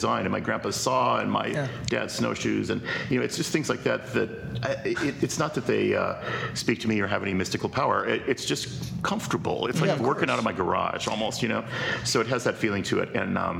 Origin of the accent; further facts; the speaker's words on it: Bellflower, California, United States; also born or lived in Chicago / Downey / Long Beach; I was born in Chicago, but when I was 3 years old, we moved out here. My dad's was a Lutheran minister, and he took a church out in Bellflower in the San Gabriel Valley. So in 1959, 1960, we moved out there. So I grew up, Bellflower, Downey, Long Beach, that kind of area.